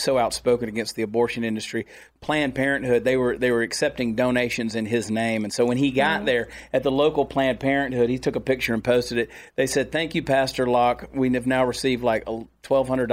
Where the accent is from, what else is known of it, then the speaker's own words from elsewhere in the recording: Georgia, United States; now in Texas, United States; Growing up in Georgia